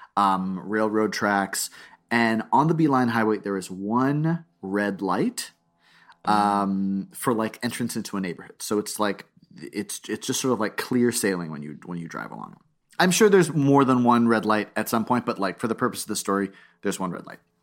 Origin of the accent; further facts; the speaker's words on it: South Florida, United States; I'm from South Florida